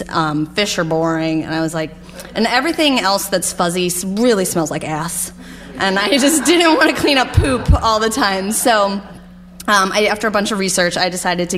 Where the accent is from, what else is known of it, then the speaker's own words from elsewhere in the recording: Philadelphia, Pennsylvania, United States; also born or lived in Potsdam, New York; now in Albany, United States; I'm originally from Philadelphia